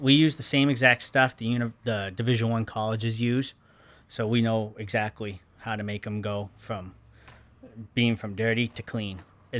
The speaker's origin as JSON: {"language": "English", "town": "Lewiston", "region": "Maine", "country": "United States", "tie": "born or raised there", "said": "I grew up in Lewiston."}